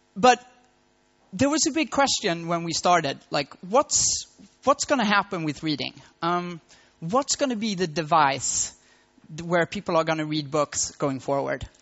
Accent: Malmö, Skåne, Sweden; moved away as an adult; now in Berlin, Germany; it's my hometown and I was raised in Malmo

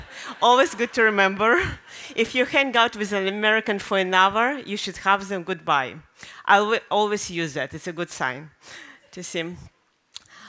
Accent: Minsk, Belarus; English is a second language; moved away as an adult; also born or lived in New York City, United States; now in United States; I was born in Minsk, Belarus

